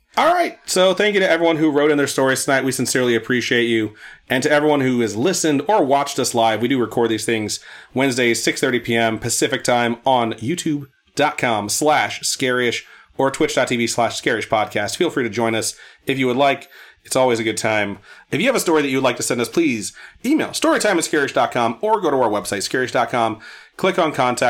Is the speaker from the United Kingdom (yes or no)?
no; Puerto Rico; I'm Puerto Rican